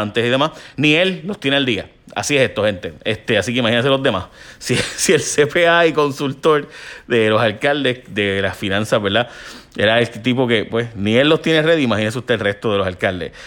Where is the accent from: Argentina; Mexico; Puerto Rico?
Puerto Rico; mi pueblo donde me crié